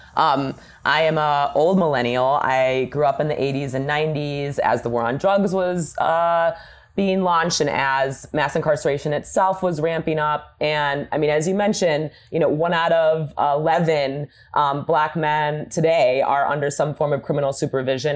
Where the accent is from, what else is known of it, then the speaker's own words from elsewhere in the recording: Michigan, United States; my home state of Michigan